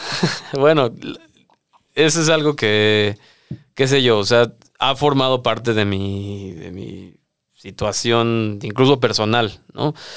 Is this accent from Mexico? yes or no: yes; Mexico City, Mexico; yo soy de la Ciudad de México, de esa parte sureña de la cual hablas